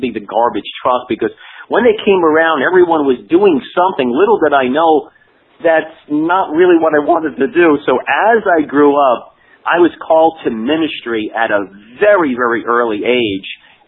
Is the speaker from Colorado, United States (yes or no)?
no; Hoboken, New Jersey, United States; I'm from a town that Frank Sinatra was born, if you've ever heard of him. Hoboken, New Jersey